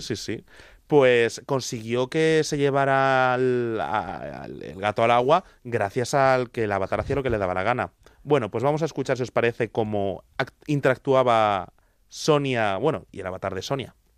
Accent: Madrid, Community of Madrid, Spain; la chica de San Blas, donde también vengo yo

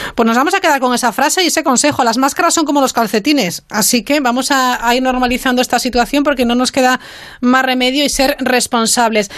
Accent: Spain; nuestro país, eh, España

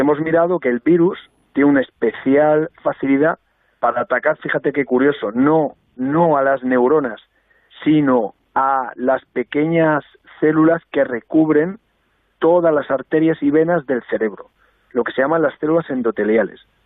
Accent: Albacete, Castilla-La Mancha, Spain; siendo albaceteño

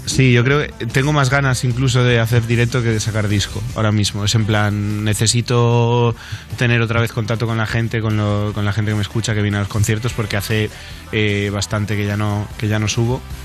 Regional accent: Spain; como todo español

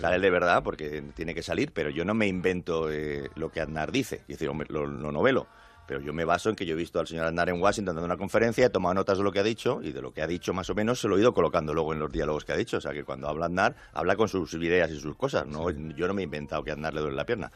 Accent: Spain; como español

